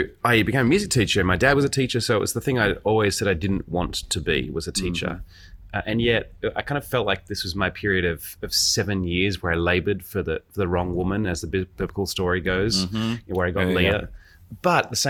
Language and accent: English; Australia; moved away; I grew up in Australia, obviously, because the accent